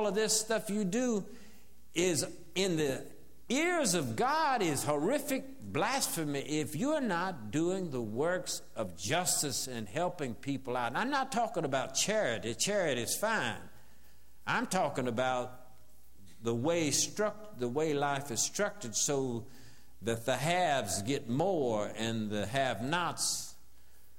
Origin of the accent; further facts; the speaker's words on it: the South, United States; as a Southerner growing up in the South